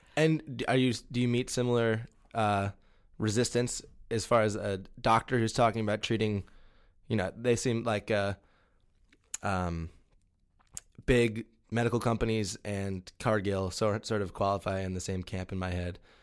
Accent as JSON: {"language": "English", "region": "Ohio", "country": "United States", "said": "I'm from Ohio, where everything's done huge scale"}